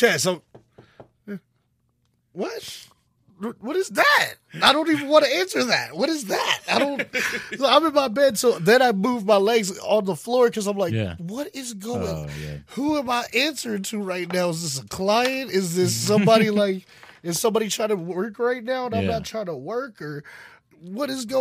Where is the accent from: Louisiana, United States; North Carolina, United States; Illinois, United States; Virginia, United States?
Louisiana, United States; New Orleans; moved away; I'm from New Orleans